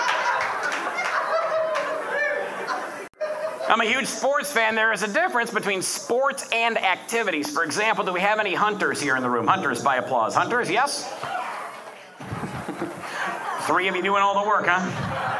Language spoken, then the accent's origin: English; Detroit, Michigan, United States; moved away; I'm originally from Detroit